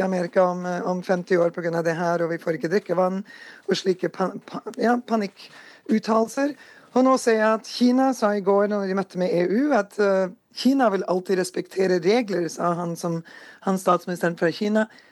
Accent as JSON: {"language": "Norwegian", "town": "Porsgrunn", "region": "Telemark", "country": "Norway", "tie": "born or raised there", "moved": "yes", "lives_now": "North Dakota, United States", "said": "jeg vokste opp i Porsgrunn"}